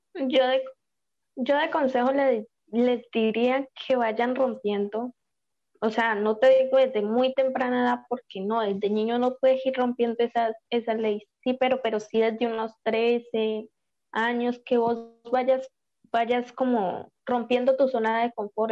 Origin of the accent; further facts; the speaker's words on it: Colombia; now in Chile; tengo 22 años y soy de Colombia, pero vivo en Chile